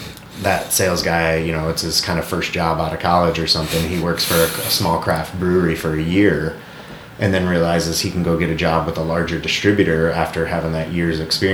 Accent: Illinois, United States; also born or lived in Fort Collins, Colorado; now in Eagle, Idaho, United States; when we were growing up in Illinois

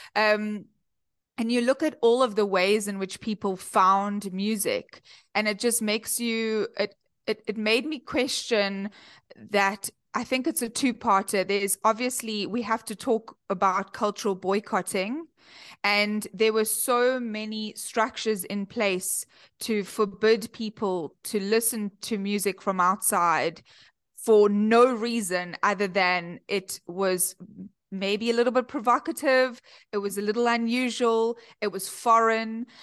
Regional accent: Cape Town, Western Cape, South Africa; accent: South African; moved away as an adult; now in Chicago, United States; I come all the way from Cape Town, uh, born and bred in Cape Town, and I moved to Chicago a few years ago

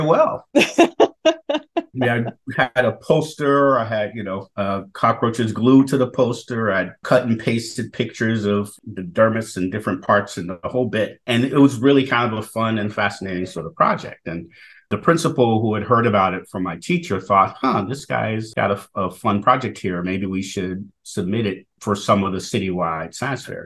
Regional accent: Chicago, Illinois, United States; growing up in Chicago's Southwest Side, I was being educated

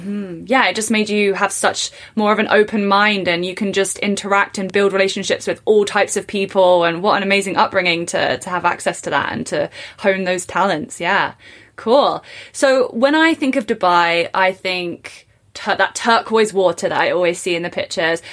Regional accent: England, United Kingdom; I was born in England and I went to university in England

